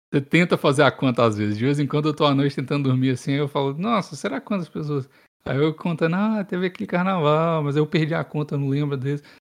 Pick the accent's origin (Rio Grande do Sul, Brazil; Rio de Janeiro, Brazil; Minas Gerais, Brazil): Minas Gerais, Brazil; Belo Horizonte; Ô galera, principalmente sou de BH mesmo.